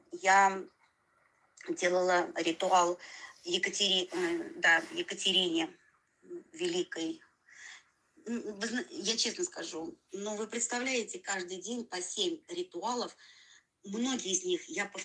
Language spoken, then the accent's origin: Russian; Tula, Tula Oblast, Russia; у нас в Туле, я тулячка